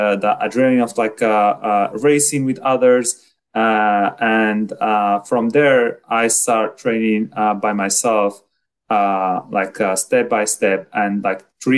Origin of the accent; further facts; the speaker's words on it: Morocco; moved away as an adult; now in Orlando, United States; I'm from Morocco. So I just moved here to the US like 2 years ago, directly to Florida, Orlando.